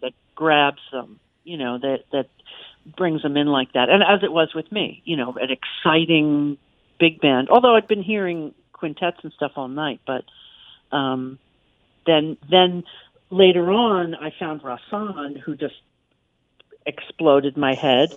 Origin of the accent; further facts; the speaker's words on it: Yonkers, New York, United States; Yonkers, which is my hometown